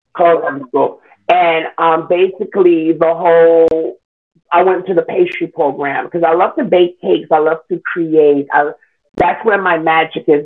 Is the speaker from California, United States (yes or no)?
no; New York City, New York, United States; I was born in Queens. I am a Queens native New Yorker